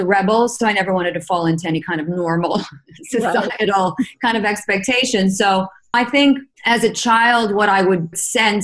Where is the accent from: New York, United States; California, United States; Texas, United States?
New York, United States; growing up in Manhattan in the 70s